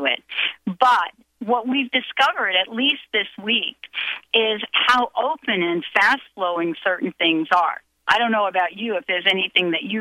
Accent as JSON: {"language": "English", "region": "New Jersey", "country": "United States", "said": "I'm from New Jersey"}